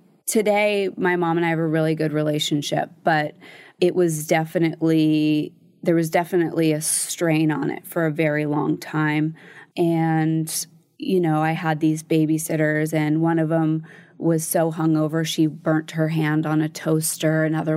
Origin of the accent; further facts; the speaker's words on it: Connecticut, United States; And my mom and my stepdad, when I was growing up in Connecticut, were working out of state.